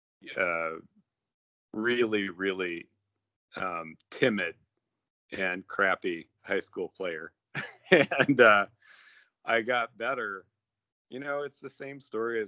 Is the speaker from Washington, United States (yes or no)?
yes; Cashmere, Washington, United States; moved away; also born or lived in Iran; I grew up in Cashmere, Washington, which is a little tiny, mostly orcharding community in the center of Washington State.